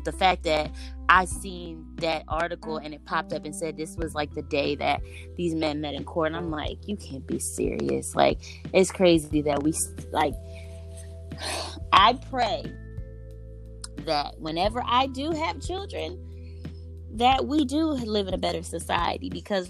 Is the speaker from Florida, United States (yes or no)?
no; Kentucky, United States; well, I'm from Kentucky.